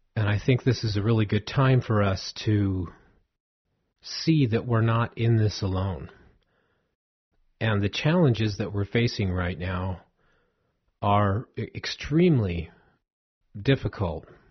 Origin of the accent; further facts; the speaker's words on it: Southern California, United States; I grew up in Southern California